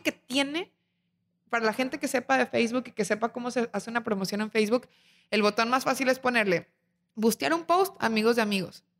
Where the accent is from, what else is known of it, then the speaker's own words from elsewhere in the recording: Torreón, Coahuila, Mexico; now in Monterrey, Mexico; yo vengo de Torreón y Torreón tiene más de cien años